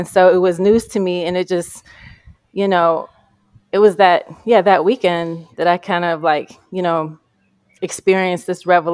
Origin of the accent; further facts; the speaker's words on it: Detroit, Michigan, United States; moved away as an adult; now in Los Angeles, United States; when I moved from Detroit to Los Angeles, I ran in a circle of many Detroiters